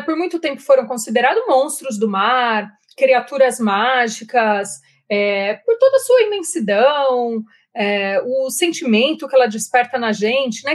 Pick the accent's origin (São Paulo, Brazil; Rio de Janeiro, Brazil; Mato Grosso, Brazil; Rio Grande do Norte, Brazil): São Paulo, Brazil; Jundiaí; accent: interior; Eu não posso esconder o meu sotaque. Eu sou nascida em Jundiaí, morei em Jundiaí por muitos anos